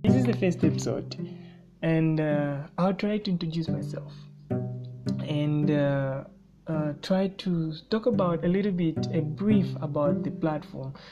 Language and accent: English; Luanshya, Copperbelt Province, Zambia; moved away as an adult; now in Kalulushi, Zambia; Luansha in the Copper Belt, that's where I was raised